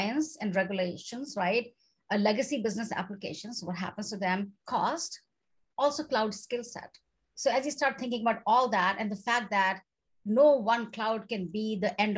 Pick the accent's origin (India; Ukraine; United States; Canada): India; moved away; I come from India